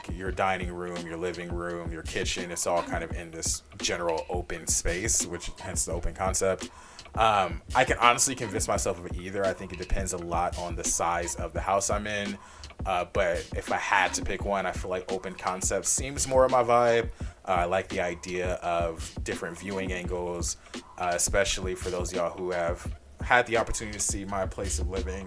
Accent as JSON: {"language": "English", "town": "Los Angeles", "region": "California", "country": "United States", "tie": "born or raised there", "said": "my hometown, Los Angeles."}